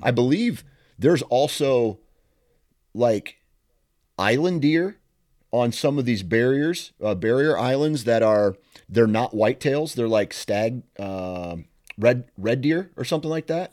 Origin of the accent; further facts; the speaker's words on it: Iowa, United States; I'm here from Iowa